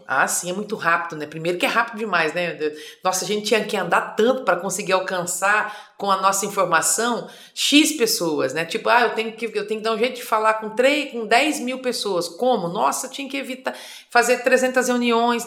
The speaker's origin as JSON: {"language": "Portuguese", "town": "Campo Grande", "region": "Mato Grosso do Sul", "country": "Brazil", "tie": "born or raised there", "also_born_or_lived": "Fátima do Sul / Culturama", "said": "Nasci em Fátima do Sul, mas fui criada num distrito."}